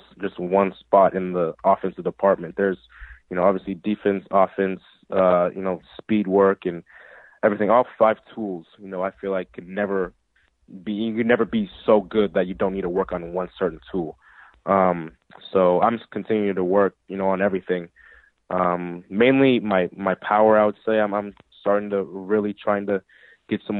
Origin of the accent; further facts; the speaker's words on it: California, United States; I'm from California, and I live like an hour and a half away from High Desert